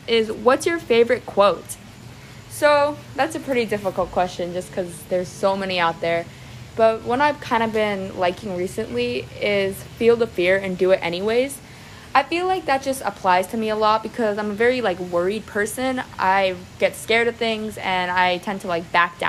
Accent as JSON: {"language": "English", "town": "Clearwater", "region": "Florida", "country": "United States", "tie": "born or raised there", "said": "I'm from Clearwater, Florida. I was born here and I've lived here my entire life"}